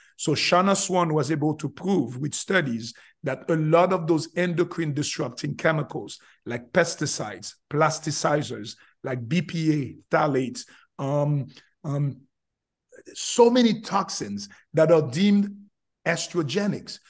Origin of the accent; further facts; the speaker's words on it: Haiti; English is a second language; moved away as an adult; also born or lived in Florida; now in United States; I'm originally from Haiti, came from Haiti